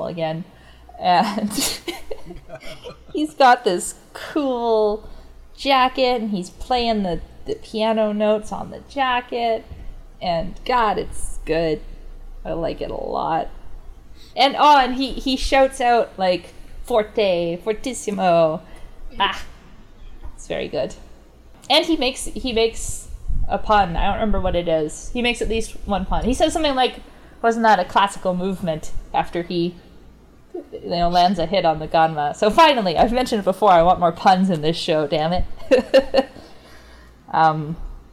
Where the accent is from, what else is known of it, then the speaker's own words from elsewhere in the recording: Calgary, Alberta, Canada; I'm from Calgary